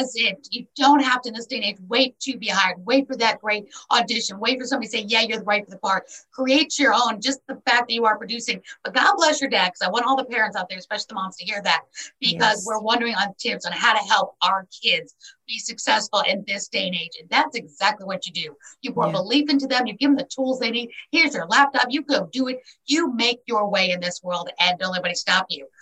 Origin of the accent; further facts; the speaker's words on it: New York City, New York, United States; born and raised in New York City